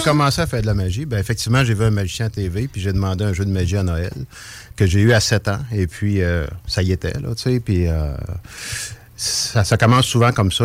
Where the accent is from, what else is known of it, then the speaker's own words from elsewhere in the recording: Trois-Rivières, Quebec, Canada; accent: rolled r's (Trois-Rivières); now in Quebec City, Canada; je viens, je suis natif de Trois-Rivières, donc les airs roulés, ça vient de Trois-Rivières